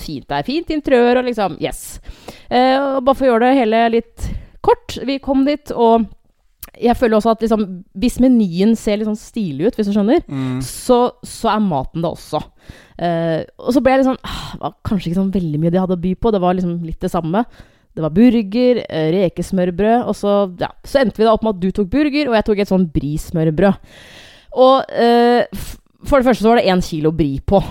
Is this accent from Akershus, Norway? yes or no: no; Hamar, Innlandet, Norway; moved away; jeg er jo fra Hamar, og jeg veit jo at siden jeg flytta i 2007